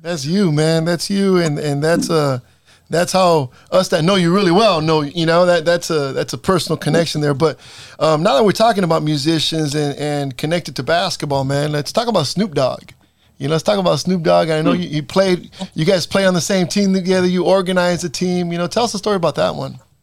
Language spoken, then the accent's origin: English; Salinas, California, United States; also born or lived in East Los Angeles, California; I was born in East LA, but I was raised here in East Salinas